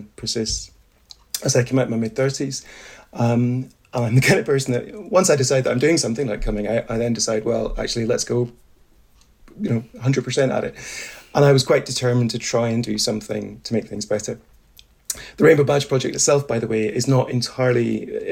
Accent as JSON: {"language": "English", "region": "Highlands of Scotland", "country": "United Kingdom", "tie": "born or raised there", "said": "So I grew up in the Highlands of Scotland in the 80s and 90s"}